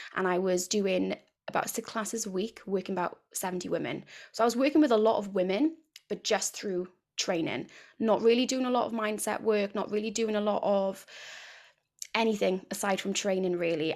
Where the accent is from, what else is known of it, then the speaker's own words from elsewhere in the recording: near Cardiff, South Wales, United Kingdom; I'm from South Wales, uh, near Cardiff, if you can't already tell by the accent